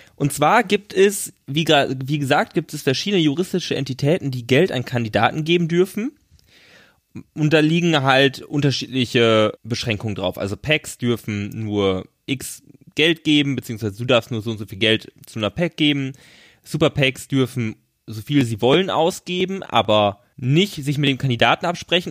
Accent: Germany; wir aus Deutschland

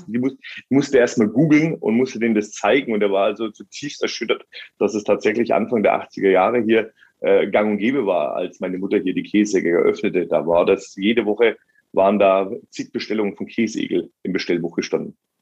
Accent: Germany

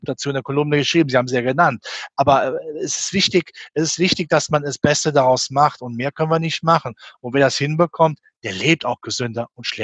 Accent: Rhineland, Germany; Ich bin ein Rheinländer und mein Motto war immer, es hätte ne immer Joti Jange, sagt der Rheinländer.

